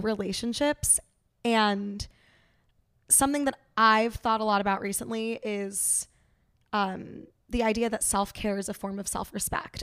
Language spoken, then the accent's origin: English; New York City, New York, United States; also born or lived in Saint Louis; I am from New York City. I grew up there